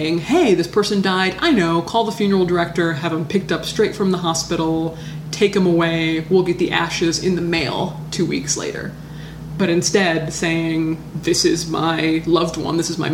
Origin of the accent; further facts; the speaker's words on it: Hawaii, United States; I'm from Hawaii, which is kind of America